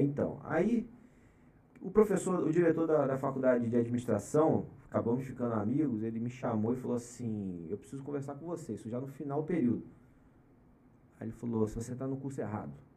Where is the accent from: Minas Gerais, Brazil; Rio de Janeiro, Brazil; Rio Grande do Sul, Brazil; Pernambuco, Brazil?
Rio de Janeiro, Brazil; Araruama; moved away as an adult; now in São Paulo, Brazil; Eu nasci e fui criado em Araruama, estado do Rio de Janeiro, região dos lagos